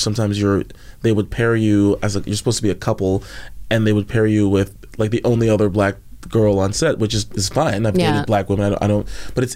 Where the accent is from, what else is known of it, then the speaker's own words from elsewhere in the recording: Montreal, Quebec, Canada; moved away as an adult; now in Vancouver, Canada; I was born in Canada. It's the only place I've ever lived, born and raised.